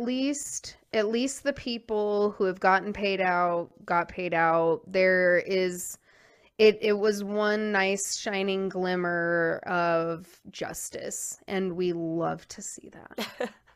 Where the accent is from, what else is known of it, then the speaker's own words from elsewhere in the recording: New Jersey, United States; My hometown is a Superfund